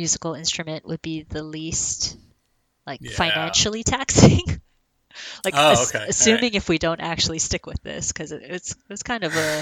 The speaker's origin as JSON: {"language": "English", "region": "Hawaii", "country": "United States", "said": "I'm from Hawaii"}